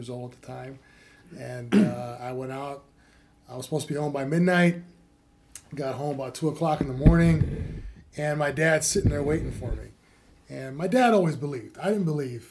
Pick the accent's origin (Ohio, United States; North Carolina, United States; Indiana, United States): Ohio, United States; Cleveland; Cleveland, Ohio. Was raised in a two-parent home